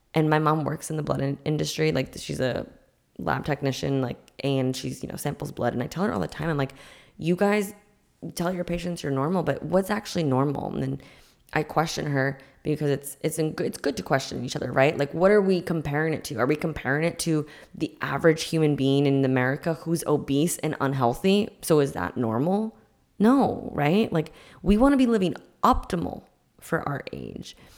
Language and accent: English; Massachusetts, United States; I'm from Massachusetts